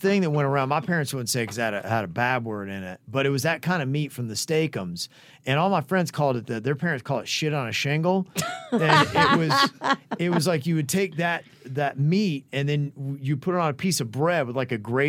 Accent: New Jersey, United States; Jason, I am from New Jersey, so yes, chirping up is what we do best.

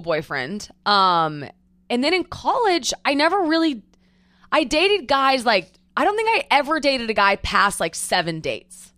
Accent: Edmond, Oklahoma, United States; moved away as an adult; also born or lived in Newport Beach; Born, raised Oklahoma City, Edmond, Oklahoma

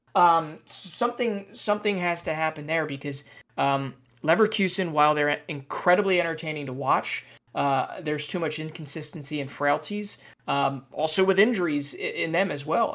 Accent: United States

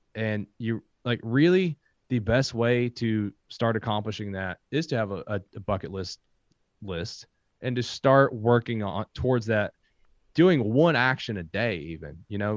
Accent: Kentucky, United States; I am from Kentucky.

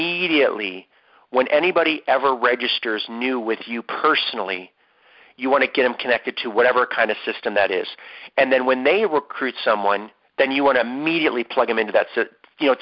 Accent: Ohio, United States; moved away; from Ohio, my home state

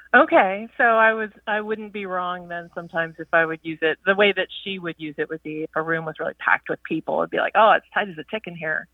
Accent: Virginia, United States; also born or lived in New York / California; now in Tucson, United States; I live in Arizona now, and I, you know, previous to that, I was in New York and in California, but I grew up in Virginia

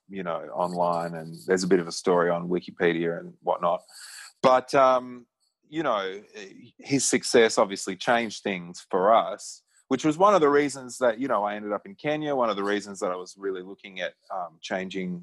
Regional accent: Australia; growing up in Australia

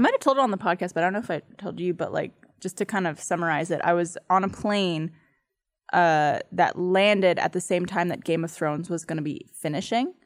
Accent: Canada; I'm from Canada

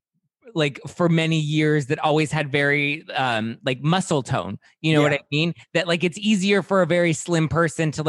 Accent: Los Angeles, California, United States; I was born and raised in Los Angeles. Like it's my city

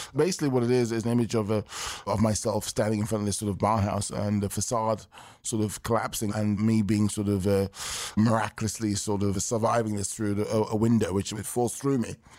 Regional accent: London, United Kingdom; I was born and raised in London, England, in nineteen sixty-nine

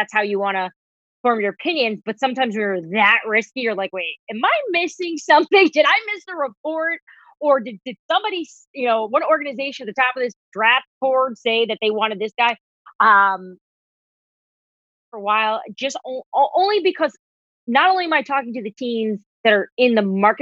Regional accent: New Jersey, United States; I'm from New Jersey

